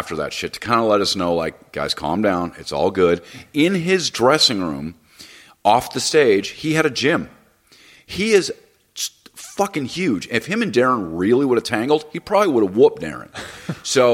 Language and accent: English; Los Angeles, California, United States; I grew up in Hollywood